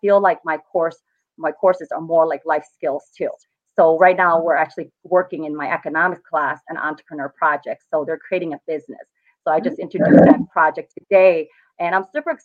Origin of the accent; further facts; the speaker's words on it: Joliet, Illinois, United States; I live in Joliet. I didn't really stray far from it. This is my hometown